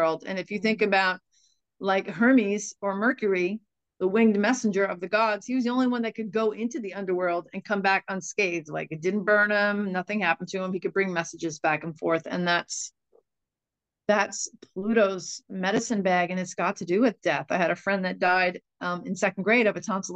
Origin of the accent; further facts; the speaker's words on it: Sag Harbor, New York, United States; I grew up in a village of maybe 3,500 people, a very tight-knit community. And it just seems to me that Sag Harbor, my hometown